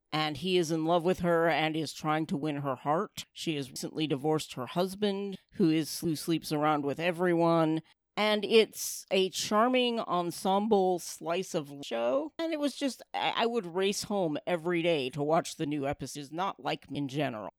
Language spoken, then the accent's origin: English; near Ashland, Oregon, United States; the town I grew up in is near Ashland